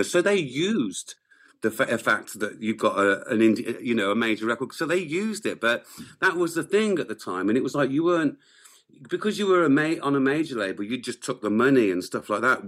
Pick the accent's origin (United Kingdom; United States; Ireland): United Kingdom; England; moved away as an adult; now in Wales, United Kingdom; I grew up in England. I am English to a degree